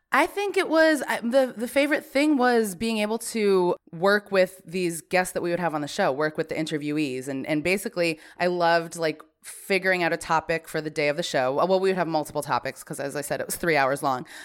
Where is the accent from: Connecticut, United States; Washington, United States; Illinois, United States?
Connecticut, United States; Branford; I was born and raised in Brantford, Connecticut